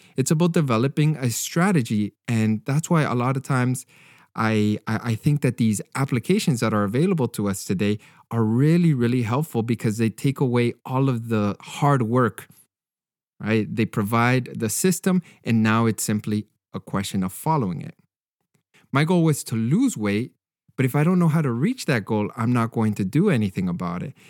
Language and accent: English; Canada; as a Canadian